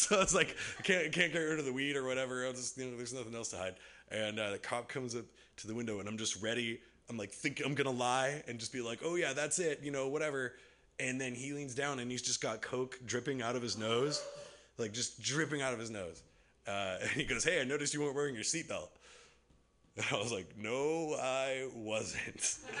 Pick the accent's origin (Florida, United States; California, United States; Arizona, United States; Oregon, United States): California, United States; Bay Area; I grew up in the Bay Area.